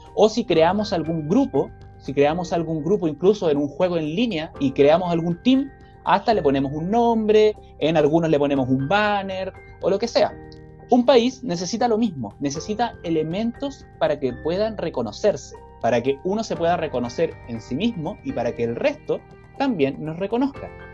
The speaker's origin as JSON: {"language": "Spanish", "country": "Chile", "said": "como pueblo chileno"}